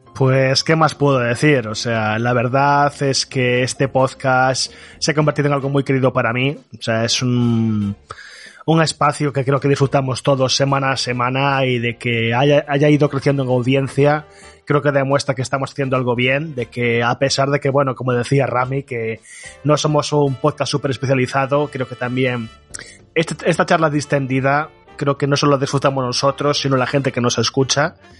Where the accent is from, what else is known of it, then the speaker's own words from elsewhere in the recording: Galicia, Spain; Yo soy gallego